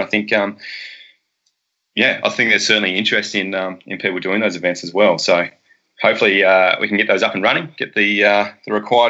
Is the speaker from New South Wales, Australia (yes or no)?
no; Hobart, Tasmania, Australia; now in Devonport, Australia; growing up in Hobart, used to run around the dam there a lot.